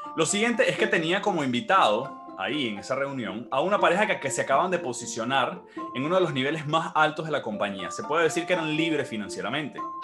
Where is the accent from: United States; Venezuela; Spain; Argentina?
Venezuela; Maracay, Aragua; soy nacido y criado en Venezuela, específicamente en Maracay, Estado de Aragua